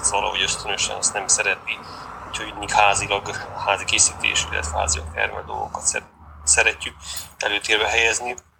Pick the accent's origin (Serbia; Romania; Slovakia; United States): Romania; Székely Land; moved away as an adult; now in Hungary; Én egy székely kultúrkörből származom